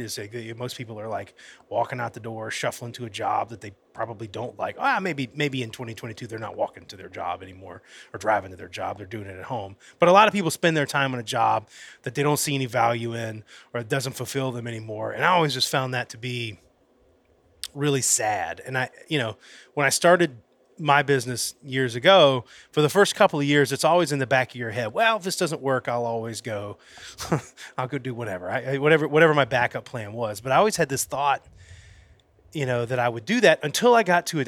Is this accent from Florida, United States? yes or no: yes; Florida, United States; now in Alabama, United States; I'm originally from Florida. When I moved to Alabama